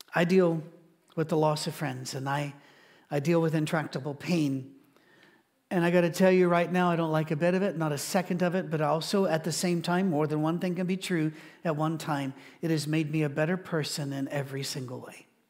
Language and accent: English; Scotland, United Kingdom; I'm Scottish